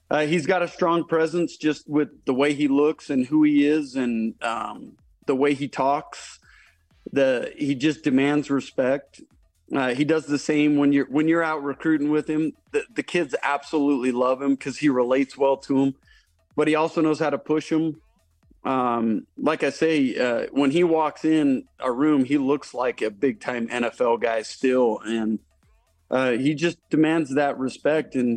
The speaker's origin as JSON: {"language": "English", "town": "Lehi", "region": "Utah", "country": "United States", "tie": "born or raised there", "said": "I grew up in Lehigh"}